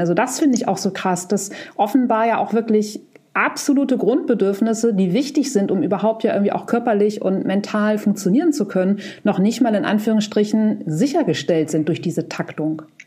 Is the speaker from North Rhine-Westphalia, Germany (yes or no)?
no; Buchholz in der Nordheide, Lower Saxony, Germany; ich bin ja in Buchholz in der Nordheide groß geworden. Es ist eine Kleinstadt, 30 Kilometer von Hamburg.